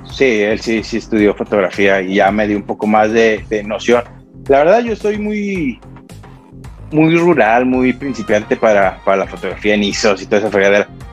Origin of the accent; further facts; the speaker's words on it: Mexico; como todo mexicano